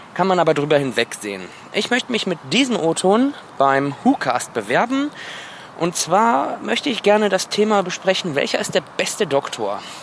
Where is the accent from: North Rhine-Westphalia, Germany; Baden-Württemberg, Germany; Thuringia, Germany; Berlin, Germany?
North Rhine-Westphalia, Germany; Wuppertal; ich komme aus Wuppertal, bin 25 Jahre alt